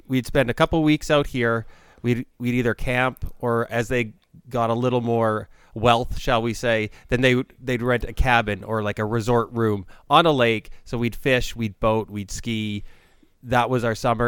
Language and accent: English; Canada; as a Canadian